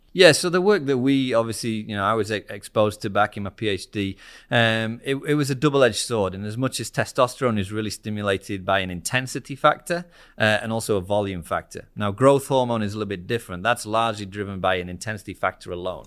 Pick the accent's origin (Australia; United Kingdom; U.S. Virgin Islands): United Kingdom; Harrogate, Yorkshire and the Humber; moved away; I'm from the northeast of England. Um, so I'm from a, a town called Harrogate